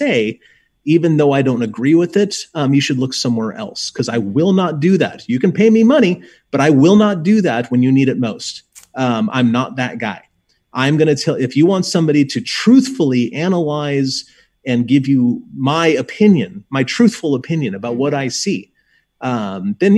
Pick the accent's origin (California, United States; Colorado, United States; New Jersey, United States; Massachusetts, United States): California, United States; Southern; also born or lived in Cascades, Oregon; now in Oregon, United States; I grew up in Southern California